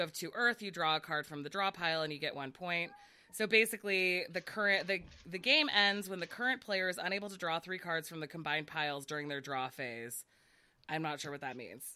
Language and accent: English; United States; I was raised in the United States and have never been to Asia or lived in Asia